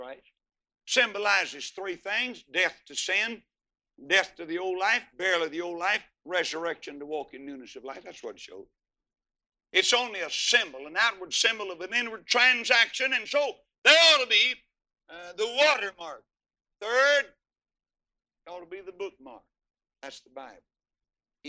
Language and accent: English; Texas, United States; I'm from Texas